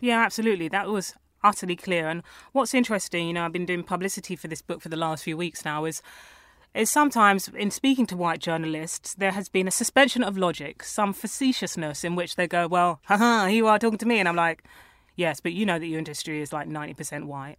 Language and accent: English; London, United Kingdom; I grew up around Tottenham